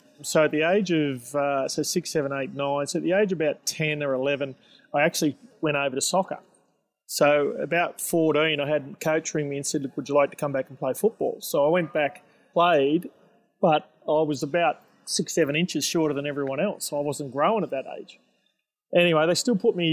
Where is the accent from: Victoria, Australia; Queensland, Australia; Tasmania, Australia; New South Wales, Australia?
New South Wales, Australia; Engadine; born or raised there; also born or lived in North Sydney